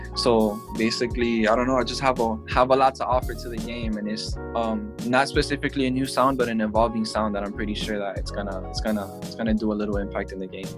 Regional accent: Miami, Florida, United States; I'm from Miami

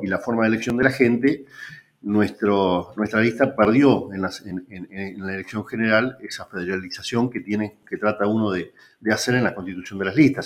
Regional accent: Puerto San Julián, Santa Cruz, Argentina; ser intendente en la localidad donde, donde naciste

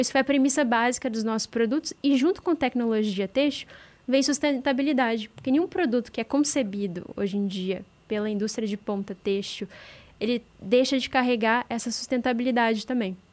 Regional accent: Juiz de Fora, Minas Gerais, Brazil; eu sou do interior de Minas é, de Juiz de Fora

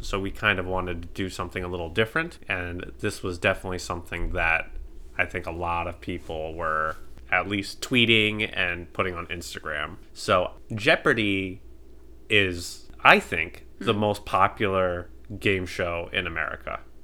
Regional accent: United States; I'm American

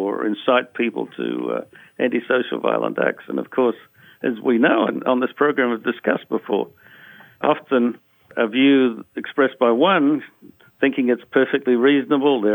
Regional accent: Australia; Australia, where I come from

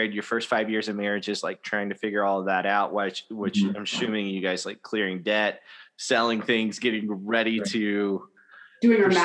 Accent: the South, United States; moved away; also born or lived in Washington; I grew up in the South

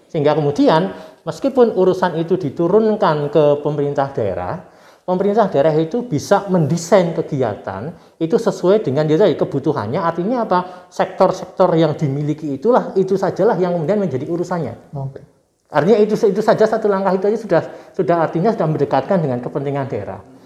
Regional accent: Purwokerto, Central Java, Indonesia; now in Yogyakarta, Indonesia; di daerah saya di Purwokerto sana di Kabupaten Banyumas

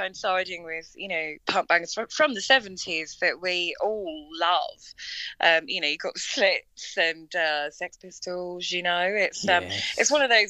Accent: Tollesbury, East of England, United Kingdom; And then I'm from Tollesbury. So we're kind of spread about, but we all, get together in Colchester and do rehearsals.

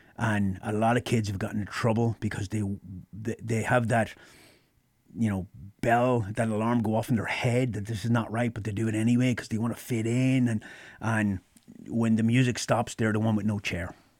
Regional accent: Ireland; moved away as an adult; now in United States; I grew up in Ireland.

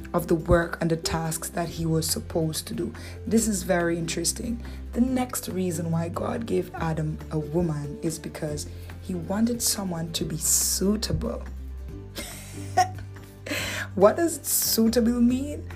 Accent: Dominican Republic; accent: Dominican; my Dominican accent

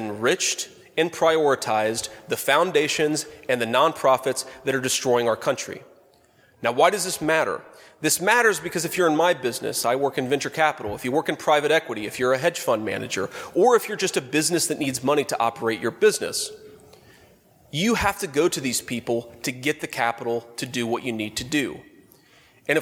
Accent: Middletown, Ohio, United States; my hometown in Middletown, Ohio

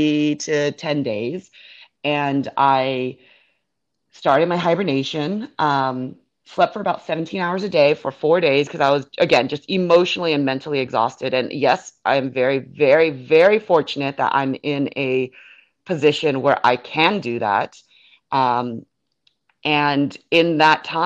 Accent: Northern California, United States; now in Florida, United States; growing up in California

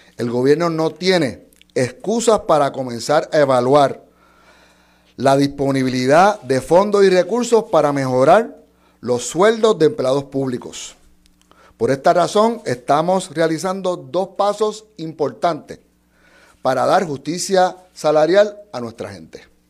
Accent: Dorado, Puerto Rico; soy de doradeño de pura cepa

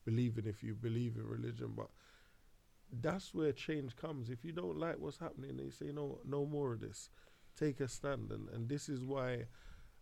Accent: London, United Kingdom; I grew up in Hackney

